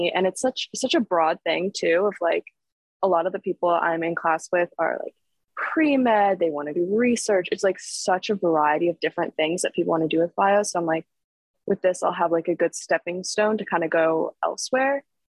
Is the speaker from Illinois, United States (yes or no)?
no; San Francisco, California, United States; born there; my grandma lived in Pebble Beach. I was born in San Francisco. So my family is all up and down the coast.